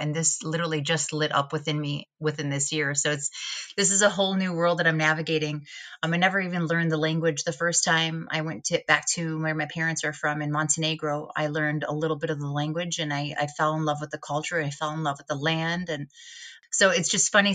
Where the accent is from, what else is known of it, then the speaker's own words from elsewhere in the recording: United States; ashamed to be Albanian growing up as an American Albanian